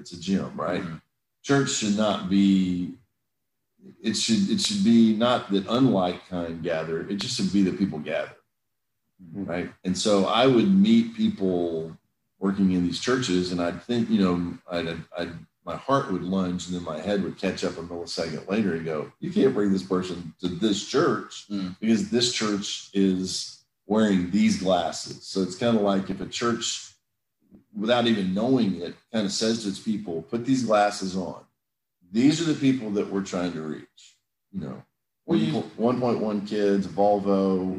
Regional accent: Brazil; also born or lived in England; I grew up some in England. I grew up some in Brazil. A good bit of my childhood in Brazil.

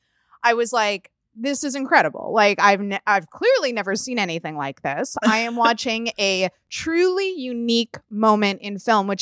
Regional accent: United States; I'm an American

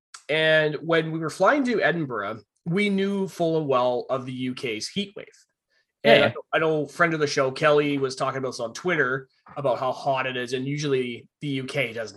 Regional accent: Vancouver Island, British Columbia, Canada; we're from Vancouver Island

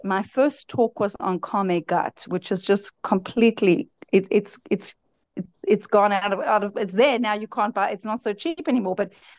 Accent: South Africa; also born or lived in United States; now in Israel; But I'm born in South Africa, raised in South Africa, and then actually moved to America for a couple of years. And then actually did my Aliyah from America. So I've been living in Israel now for over 20 years. My Hebrew is still terrible

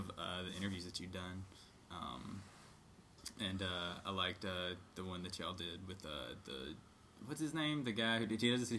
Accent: the South, United States; also born or lived in North Hollywood; now in Los Angeles, United States; because I'm from the South

